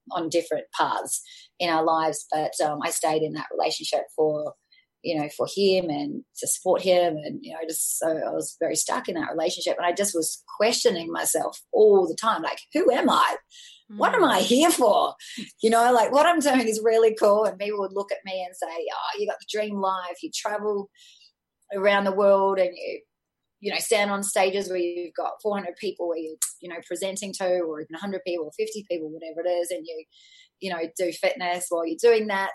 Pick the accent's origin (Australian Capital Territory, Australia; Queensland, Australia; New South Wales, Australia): New South Wales, Australia; Sydney; I had a really great upbringing in a middle class family in Australia. I'm from Sydney originally.